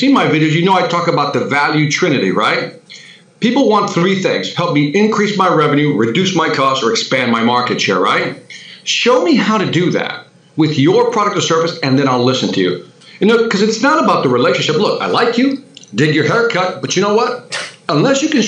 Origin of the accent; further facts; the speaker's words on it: Chicago, Illinois, United States; I'm from Chicago